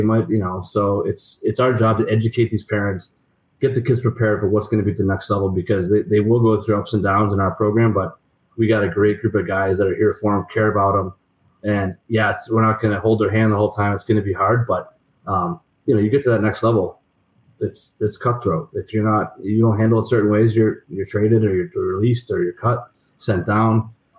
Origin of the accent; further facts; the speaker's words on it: Des Moines, Iowa, United States; I remember at BC. I mean, I came in from Des Moines, had a pretty good year.